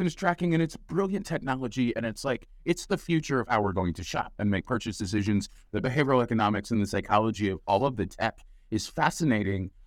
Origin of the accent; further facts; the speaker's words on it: United States; I'm an American